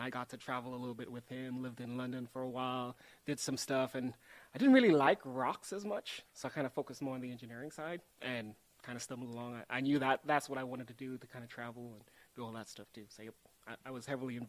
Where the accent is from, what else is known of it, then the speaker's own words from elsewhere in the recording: Trinidad & Tobago; moved away as an adult; also born or lived in Texas; now in Oklahoma, United States; So I actually grew up in Trinidad and Tobago.